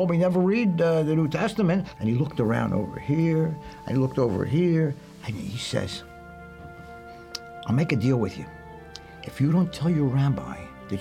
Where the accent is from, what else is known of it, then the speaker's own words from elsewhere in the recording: Philadelphia, Pennsylvania, United States; I grew up in Philadelphia in a Jewish neighborhood.